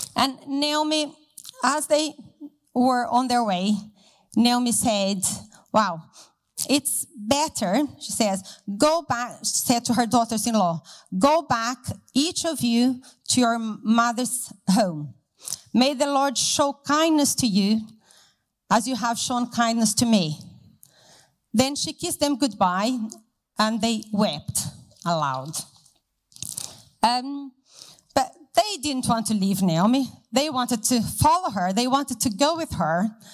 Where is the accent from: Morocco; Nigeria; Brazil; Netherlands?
Brazil; moved away as an adult; now in Hereford, United Kingdom; So I'm from Brazil and I uh, used to go to a very big church with lots of people, and I had lots of friends, and we did a lot together. Um, so I grew up in that city